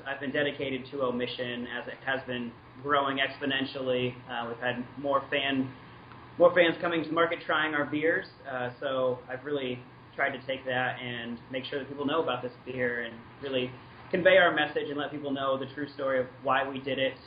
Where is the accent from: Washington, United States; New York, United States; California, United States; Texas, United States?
Washington, United States; moved away as an adult; now in Portland, United States; I grew up in Washington State, and then moved to Oregon for college as well.